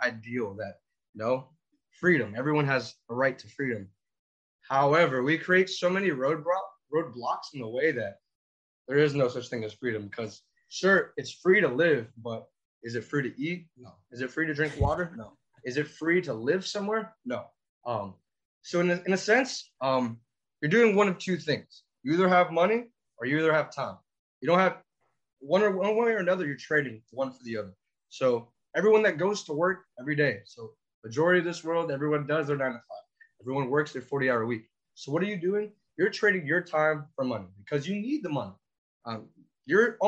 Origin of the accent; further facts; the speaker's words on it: Florida, United States; here I am from Florida